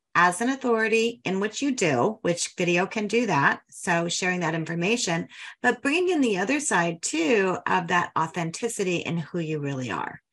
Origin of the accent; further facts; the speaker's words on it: Denver, Colorado, United States; I'm a Denver girl, grew up there